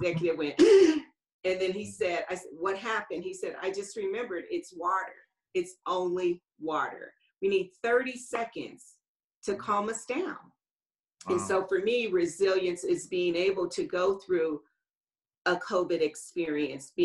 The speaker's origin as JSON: {"language": "English", "town": "Los Angeles", "region": "California", "country": "United States", "tie": "born or raised there", "said": "I grew up in Los Angeles"}